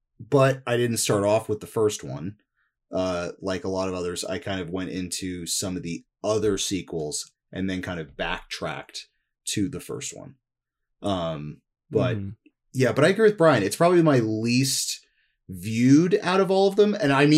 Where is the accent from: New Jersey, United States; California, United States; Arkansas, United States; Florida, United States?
New Jersey, United States; moved away; I was from New Jersey.